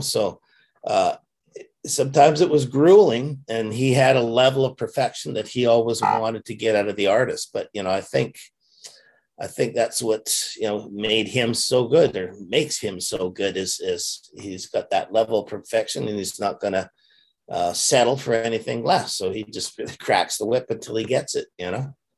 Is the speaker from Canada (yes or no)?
yes; Canada; being Canadian